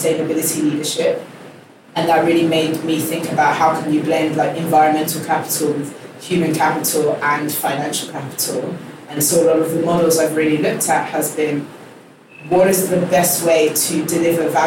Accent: Hertfordshire, East of England, United Kingdom; accent: English; moved away as an adult; now in Ghana; I grew up in Hertfordshire in the UK.

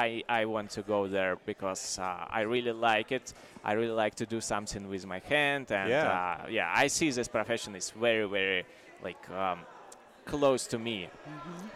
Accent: Belarus; now in Latvia; I'm from Belarus, but I was born very close to the Poland.

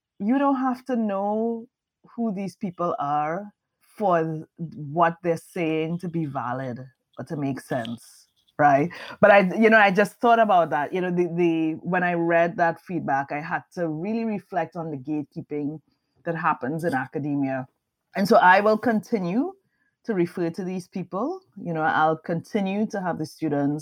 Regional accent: Trinidad & Tobago; moved away as an adult; now in United States; I'm Trinidadian.

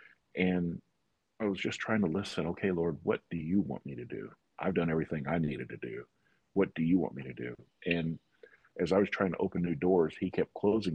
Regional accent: Indianapolis, Indiana, United States; I grew up here in Indianapolis, Indiana, most of my life.

